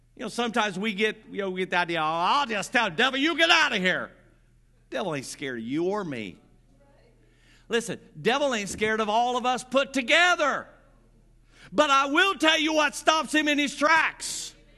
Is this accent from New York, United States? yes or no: no; Grant County, Indiana, United States; I grew up in Grant County, Indiana